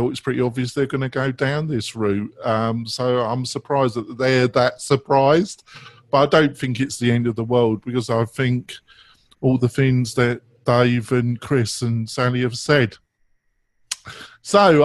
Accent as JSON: {"language": "English", "region": "England", "country": "United Kingdom", "said": "I'm English"}